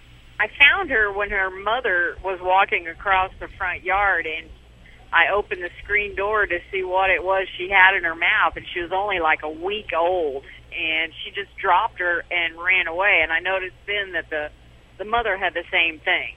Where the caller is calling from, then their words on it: Little Rock, Arkansas, United States; Little Rock, Arkansas.